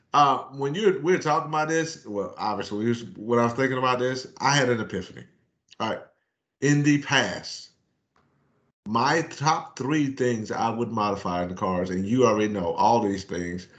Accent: Myrtle Beach, South Carolina, United States; I grew up in Myrtle Beach, South Carolina

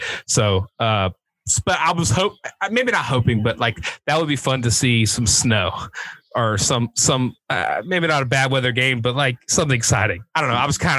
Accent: Savannah, Georgia, United States; now in Athens, United States; We're from the South. I'm from the South. I'm originally from Savannah. Obviously I live a little bit more north now, but in Athens

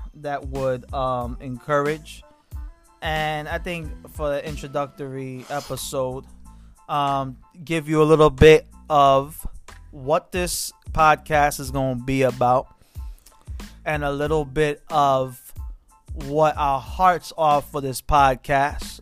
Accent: New York City, New York, United States; now in Pennsylvania, United States; I'm from Brooklyn, New York.

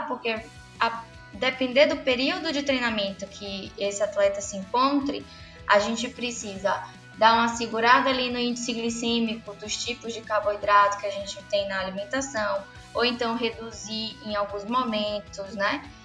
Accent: Salvador, Bahia, Brazil; Eu sou baiana

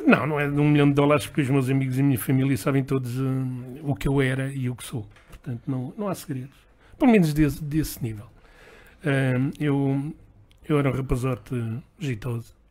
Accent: Lisbon, Portugal; nasci em Lisboa, eh, filho de, de uma mãe lentejana e de um pai eh, da zona de Castelo Branco

